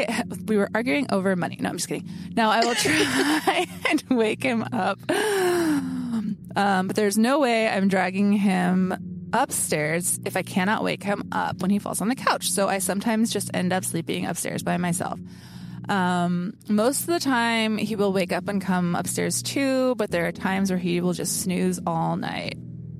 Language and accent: English; Gold Hill, Oregon, United States; Gold Hill is my hometown. It's a very small town of about 1,000 people in Southern Oregon. I grew up there